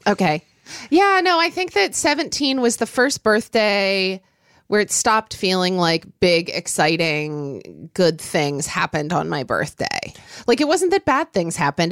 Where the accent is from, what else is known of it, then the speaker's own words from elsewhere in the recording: Oklahoma, United States; growing up in Oklahoma